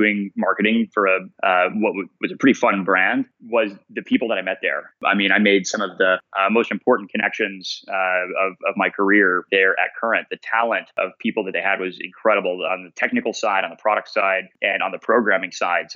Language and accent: English; Coppell, Texas, United States; moved away as an adult; also born or lived in Boston; I'm from a tiny town up north of Dallas called Coppell, Texas, and grew up there